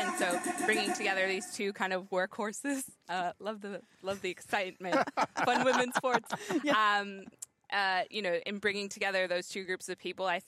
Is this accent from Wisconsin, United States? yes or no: no; Bay Area, California, United States; moved away as an adult; now in Sydney, Australia; I grew up in the Bay Area